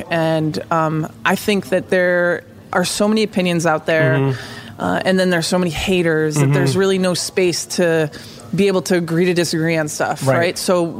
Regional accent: United States; I believe that as an American citizen

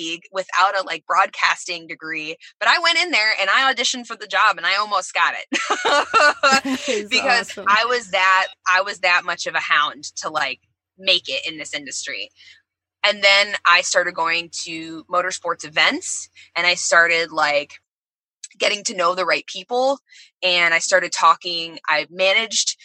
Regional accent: DeLand, Florida, United States; I grew up in Central Florida

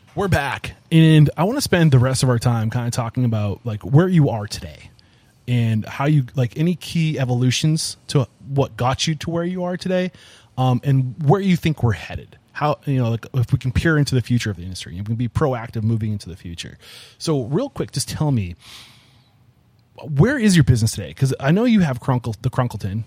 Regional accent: New England, United States; I'm from New England.

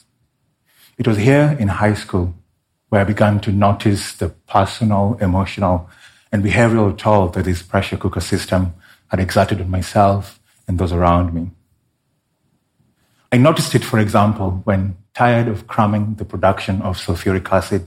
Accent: Kenya; my home country of Kenya

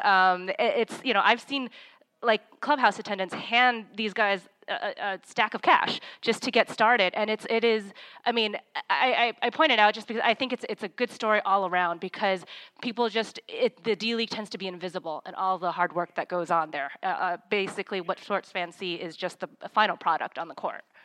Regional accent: California, United States; I'm born and raised in California

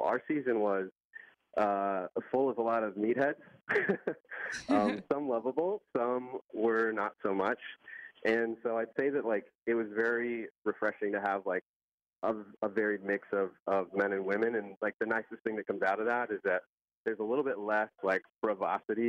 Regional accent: Iowa, United States; I'm from Iowa. I'm from the Midwest

